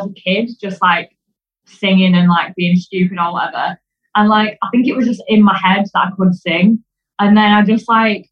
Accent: Yorkshire and the Humber, United Kingdom; moved away as an adult; now in Manchester, United Kingdom; I'm from Silston in West Yorkshire

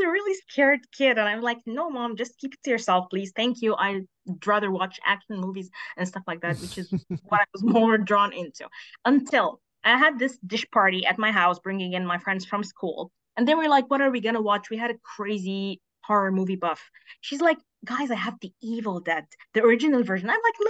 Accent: Egypt; I'm from Egypt

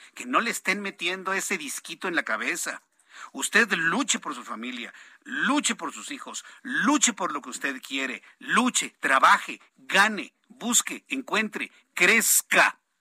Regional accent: Mexico; yo como ciudadano mexicano

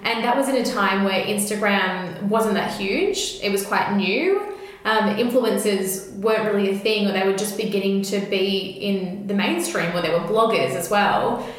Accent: Melbourne, Victoria, Australia; I grew up in Camberwell here in Melbourne, which is like a very leafy green suburb

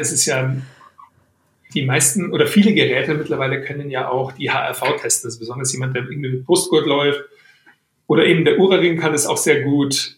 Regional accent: Weilheim, Bavaria, Germany; aus Weilheim, aus meiner Heimatstadt

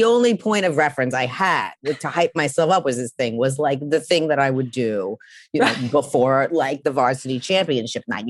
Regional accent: New York City, New York, United States; I'm from Queens.

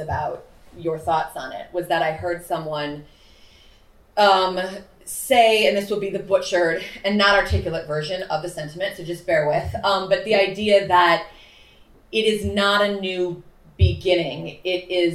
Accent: Chicago, Illinois, United States; moved away as an adult; also born or lived in New York; I'm born and raised in Chicago, but lived in New York

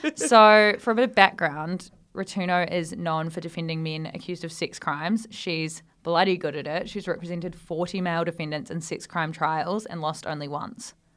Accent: Australia; moved away as an adult; now in United Kingdom; we sort of miss out on in Australia

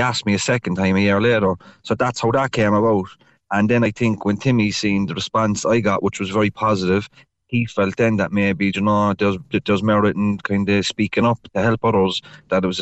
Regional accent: Cork, Munster, Ireland; I'm actually sitting in my car there up in Holly Hill

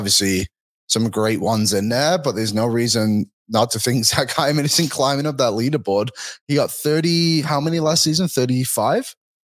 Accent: Philippines; I completed the flag game. I'm Filipino.

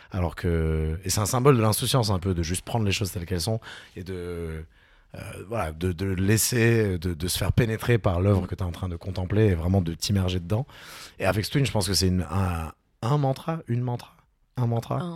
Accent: Toulouse, Occitania, France; Mais je suis toulousain.

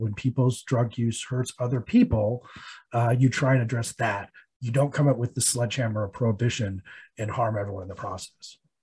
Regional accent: Colorado, United States; my home state of Colorado

